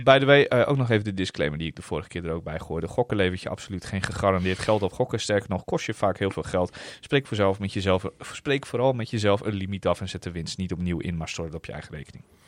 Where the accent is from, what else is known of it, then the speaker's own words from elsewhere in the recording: Netherlands; we uit Nederland kwamen